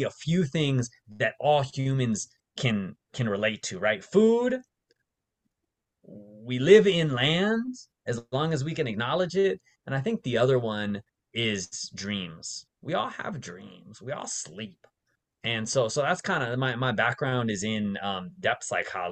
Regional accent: Las Vegas, Nevada, United States; moved away as an adult; also born or lived in San Francisco Bay Area; I grew up mostly in Las Vegas

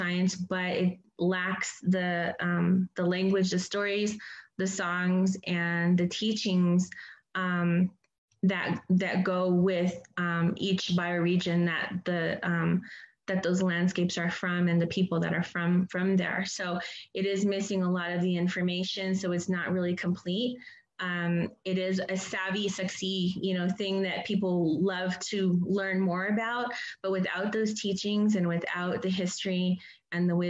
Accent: Hopi, Arizona, United States; moved away; where I'm from Hopi.

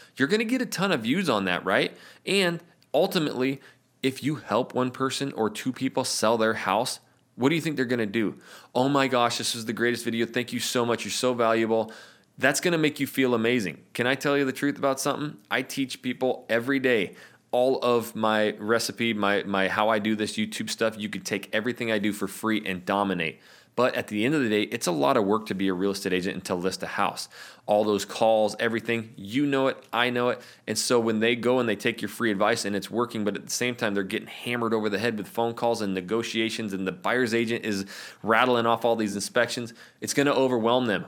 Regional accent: Coeur d'Alene, Idaho, United States; moved away as an adult; now in Portland, United States; I'm from North Idaho, the Coeur d'Alene area.

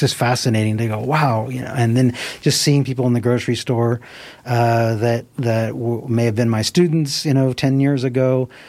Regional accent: Nevada City, California, United States; also born or lived in Sacramento; I grew up on Banner Mountain, and then um, and then we moved to Ridge Road when I was ten years old

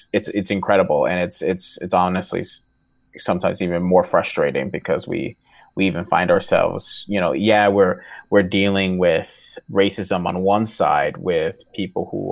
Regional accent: New York, United States; first language Portuguese; English is a second language; also born or lived in Brazil; I grew up in New York

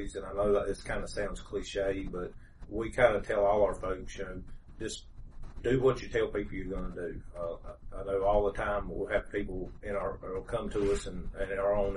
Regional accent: Greensboro, North Carolina, United States; I was born and raised here in Greensboro

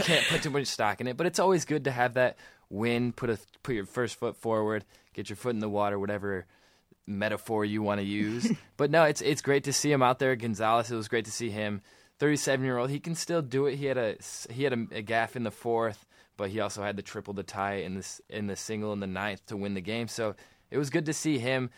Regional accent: Michigan, United States; we're from Michigan

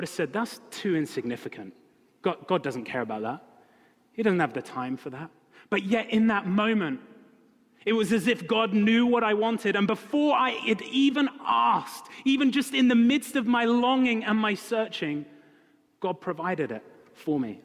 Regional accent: United Kingdom; moved away; I'm British.

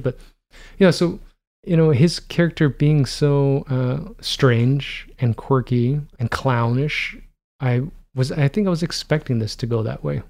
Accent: Toronto, Ontario, Canada; growing up in Toronto where, you know, the only thing that mattered was, uh, what was happening in Toronto.

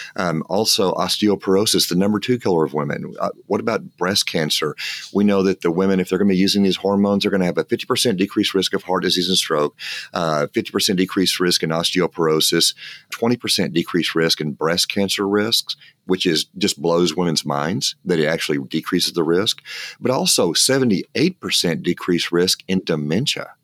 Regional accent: West Texas, United States; I'm from West Texas

